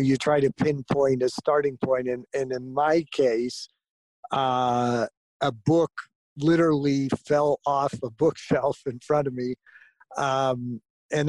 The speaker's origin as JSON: {"language": "English", "region": "Southern California", "country": "United States", "tie": "born or raised there", "also_born_or_lived": "Florida", "said": "when I was quite young, 6 or 7 years old, we moved to Southern California. And growing up in Southern California around the orange groves"}